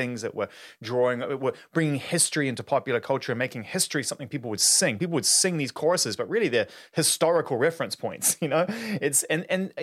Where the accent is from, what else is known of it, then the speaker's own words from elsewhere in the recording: New Zealand; I'm from New Zealand